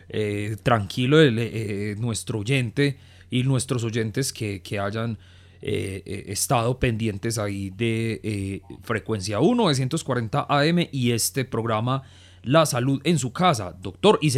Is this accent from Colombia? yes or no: yes; San Pedro, Antioquia, Colombia; vivo en un pueblo eh, a las afueras de Medellín. Soy de San Pedro y como saben, San Pedro es muy frío.